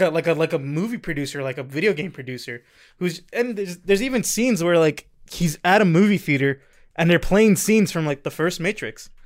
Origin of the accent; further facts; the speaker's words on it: New York City, New York, United States; I'm from Queens